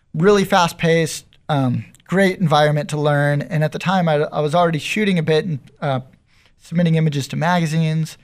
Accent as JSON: {"language": "English", "town": "San Diego", "region": "California", "country": "United States", "tie": "born or raised there", "said": "I grew up in North County. I grew up in Carmel Valley"}